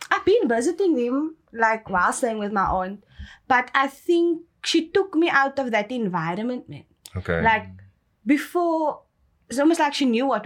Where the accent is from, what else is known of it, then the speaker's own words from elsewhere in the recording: Cape Town, Western Cape, South Africa; first language English; also born or lived in Lavender Hill; I was born in Lavendale, but then I was raised in Mitchell's Plain. Mm-hmm. So for all my life, I'm from Mitchell's Plain.